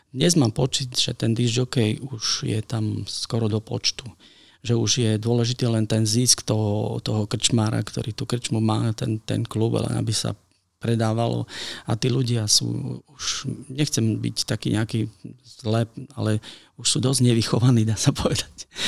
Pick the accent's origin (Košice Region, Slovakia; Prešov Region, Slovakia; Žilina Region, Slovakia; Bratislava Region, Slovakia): Košice Region, Slovakia; Košice; u nás v Košiciach sme strašne proste funky to bolo